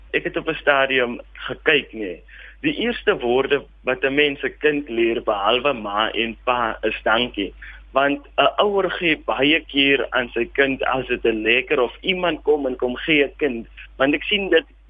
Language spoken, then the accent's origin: Afrikaans; Springbok, Northern Cape, South Africa; Ja, ek is gebore hier op Springbok. Ek het grootgeword in die omgewing